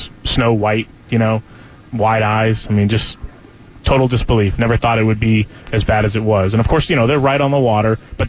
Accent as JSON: {"language": "English", "town": "Destin", "region": "Florida", "country": "United States", "tie": "born or raised there", "moved": "yes", "said": "I'm from Destin."}